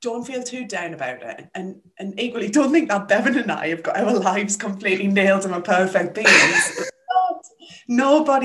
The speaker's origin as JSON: {"language": "English", "town": "Sunderland", "region": "North East England", "country": "United Kingdom", "also_born_or_lived": "West Midlands", "moved": "as an adult", "said": "We're both from Sunderland in the northeast of England"}